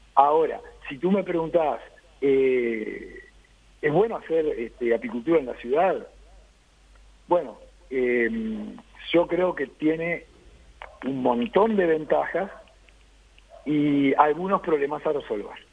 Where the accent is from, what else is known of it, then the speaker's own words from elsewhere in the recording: Uruguay; somos todos uruguayos